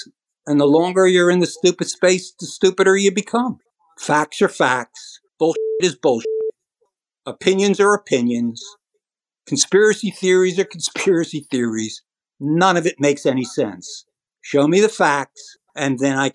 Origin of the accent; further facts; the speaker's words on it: United States; thank God I am an American